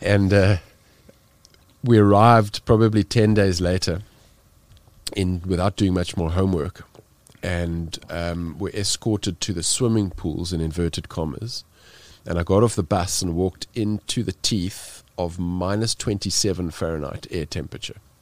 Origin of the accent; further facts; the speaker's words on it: South Africa; being South African